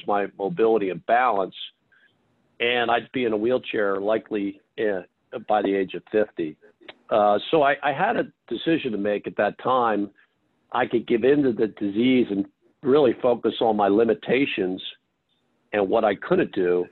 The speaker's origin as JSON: {"language": "English", "town": "Philadelphia", "region": "Pennsylvania", "country": "United States", "tie": "born or raised there", "also_born_or_lived": "Texas", "moved": "as an adult", "said": "Philadelphia, that's where I grew up"}